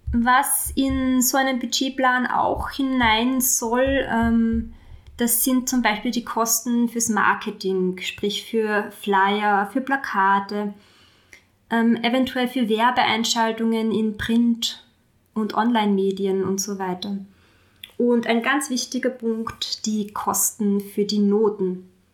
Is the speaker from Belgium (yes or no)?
no; Austria; hier bei uns in Österreich